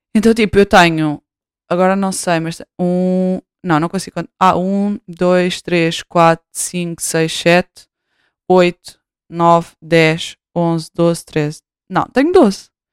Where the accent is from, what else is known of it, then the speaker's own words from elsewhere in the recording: Portugal; voltei para Portugal em 2019